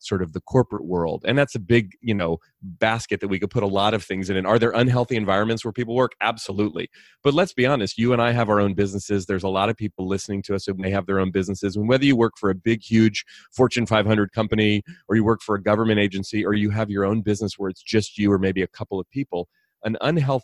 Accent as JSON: {"language": "English", "region": "California", "country": "United States", "tie": "born or raised there", "said": "I grew up here in California, not far from where I live now"}